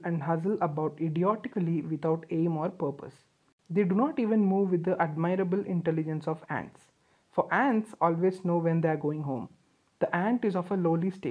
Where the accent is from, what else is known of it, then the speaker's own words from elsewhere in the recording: India; being Indian kids